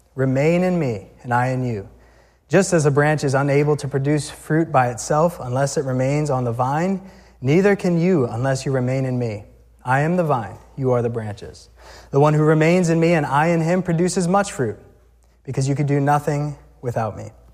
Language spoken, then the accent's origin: English; Massachusetts, United States; also born or lived in Natick, Massachusetts / Weymouth, Massachusetts; we grew up in Mass